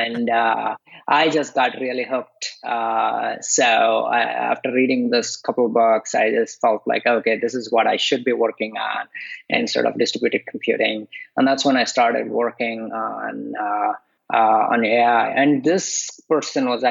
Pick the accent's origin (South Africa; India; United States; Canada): India; moved away; I grew up in India